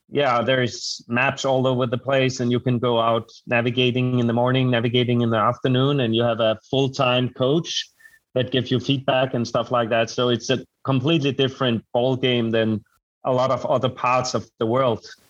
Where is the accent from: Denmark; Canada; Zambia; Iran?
Denmark; moved away as an adult; now in Bergen, Norway; I come from Scandinavia